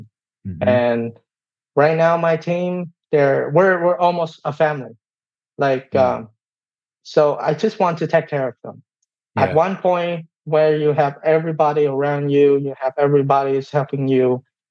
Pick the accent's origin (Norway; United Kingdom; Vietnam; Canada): Vietnam; English is a second language; moved away as an adult; now in United States; I came from Vietnam.